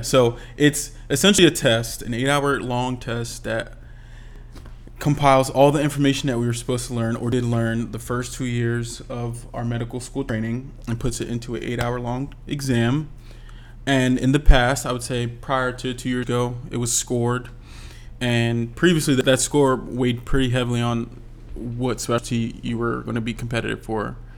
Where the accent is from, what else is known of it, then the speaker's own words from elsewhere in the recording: Philadelphia, Pennsylvania, United States; moved away as an adult; Philadelphia, my hometown